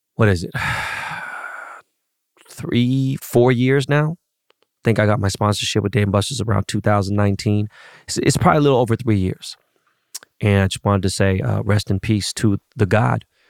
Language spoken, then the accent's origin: English; Los Angeles, California, United States; growing up in Koreatown